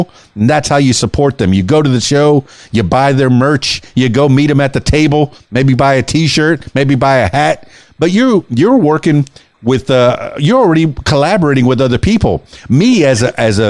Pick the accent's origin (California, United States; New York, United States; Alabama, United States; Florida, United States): Florida, United States; Miami; first language Spanish; English is a second language; now in Arkansas, United States; I was born and raised in Miami, you know, but I'm losing my Spanish since I moved to Arkansas